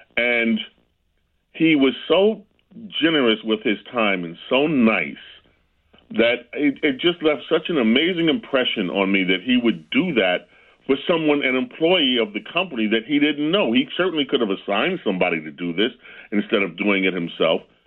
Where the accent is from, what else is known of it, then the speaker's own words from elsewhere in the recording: New York, United States; Growing up in New York was great